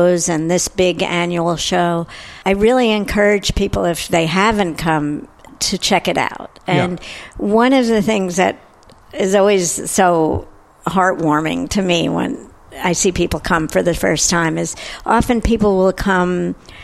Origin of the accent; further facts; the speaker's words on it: New York City, New York, United States; I grew up in New York City